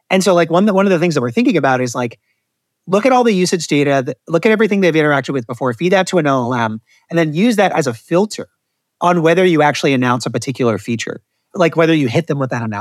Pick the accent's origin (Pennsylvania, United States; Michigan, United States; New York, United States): Michigan, United States; Detroit; born there; I just recently discovered Detroit South pizza, and I was born in Detroit